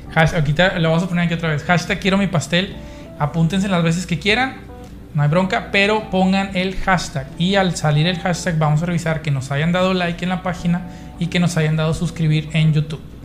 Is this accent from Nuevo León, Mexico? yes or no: yes; Nuevo León, Mexico; la gente que nos ve en otros lados de Nuevo León, no comemos cabrito